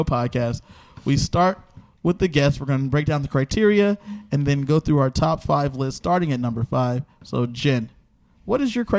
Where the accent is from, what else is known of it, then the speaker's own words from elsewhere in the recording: Los Angeles, California, United States; I'm from Los Angeles.